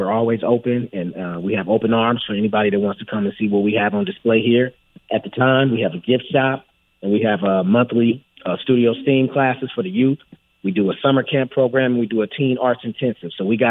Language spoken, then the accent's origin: English; Los Angeles, California, United States; Growing up in Los Angeles, California, through gang culture